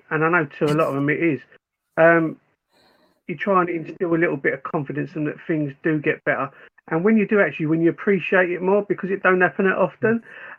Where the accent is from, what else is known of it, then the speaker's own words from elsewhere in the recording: Forest Gate, London, United Kingdom; I think for me, I grew up in Forest Gate. My mum's side of the family are all West Ham.